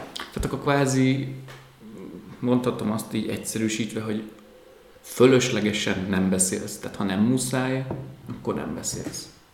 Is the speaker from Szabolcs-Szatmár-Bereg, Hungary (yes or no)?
no; Tataháza, Bács-Kiskun, Hungary; moved away; Én tataházi vagyok